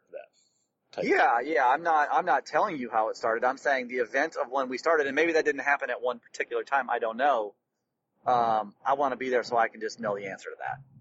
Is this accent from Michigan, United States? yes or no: yes; Detroit, Michigan, United States; someone who's born in Detroit